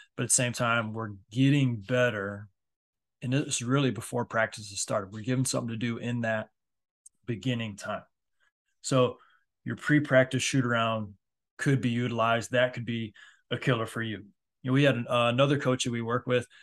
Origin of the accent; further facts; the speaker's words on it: Michigan, United States; especially being in the Midwest, I'm from Michigan